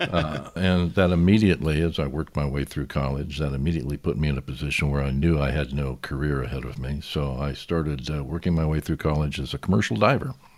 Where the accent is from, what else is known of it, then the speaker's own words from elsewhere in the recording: Newport Beach, California, United States; also born or lived in Balboa, California / San Clemente, California / Covina, California; I grew up in Newport Beach, California